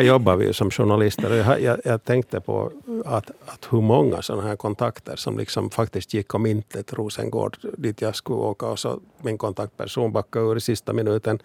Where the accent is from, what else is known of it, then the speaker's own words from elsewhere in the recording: Finland; vi finlandssvenskar